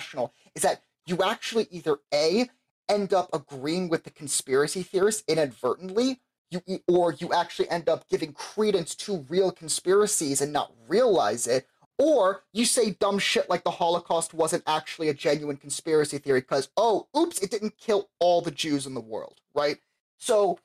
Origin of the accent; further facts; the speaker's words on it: Florida, United States; I'm from Florida